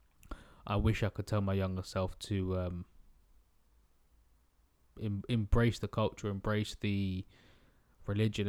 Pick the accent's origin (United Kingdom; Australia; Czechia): United Kingdom; England; I would say that I'm British, I wouldn't say English, but you know, well, yeah, I would say I'm English because I've got an English passport